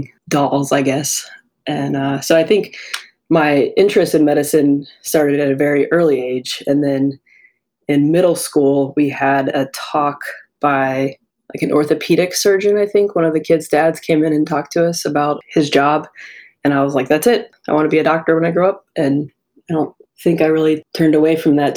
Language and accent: English; Tampa, Florida, United States; From Tampa, Florida. Growing up in Florida is pretty cool.